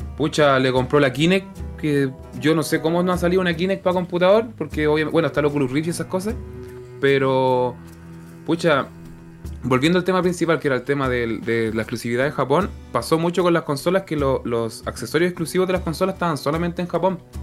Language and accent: Spanish; Chile; uno como eh, chileno promedio